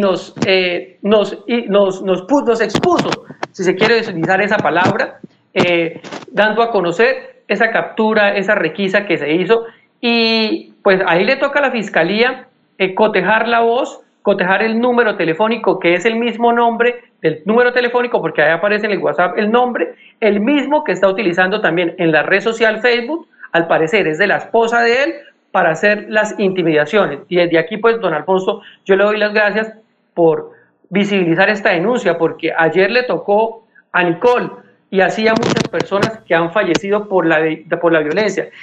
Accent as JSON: {"language": "Spanish", "town": "Bucaramanga", "region": "Santander", "country": "Colombia", "tie": "born or raised there", "also_born_or_lived": "Piedecuesta", "said": "yo nací en Bucaramanga, pero permanezco mucho en Piedecuesta"}